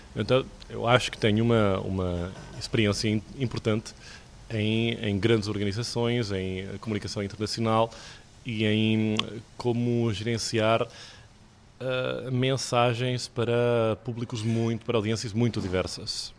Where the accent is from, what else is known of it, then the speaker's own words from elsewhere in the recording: Catalonia, Spain; Eu nasci aqui na Catalunha, de pai catalão e mãe portuguesa